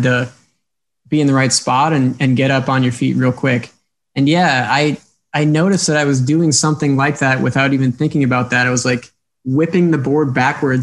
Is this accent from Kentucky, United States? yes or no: no; Wisconsin, United States; moved away as an adult; I grew up in Wisconsin on a lake